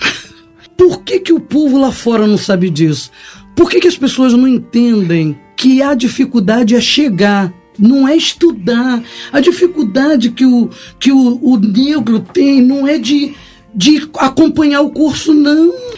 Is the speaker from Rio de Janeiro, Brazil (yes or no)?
yes; Duque de Caxias, Rio de Janeiro, Brazil; eu sou moradora de Baixada, sou do Pantanal, Caxias